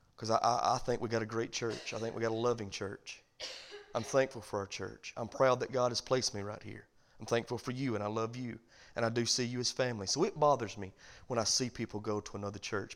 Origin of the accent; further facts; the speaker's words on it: the South, United States; I'm from the South, and we all wave